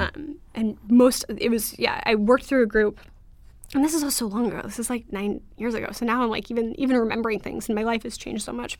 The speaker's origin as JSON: {"language": "English", "area": "Orange County", "region": "California", "country": "United States", "tie": "born or raised there", "said": "I grew up in Orange County"}